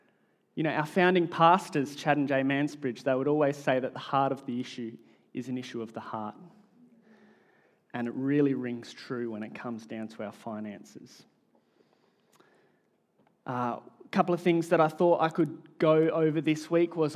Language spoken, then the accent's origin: English; Australia; accent: Australian; my Australian accent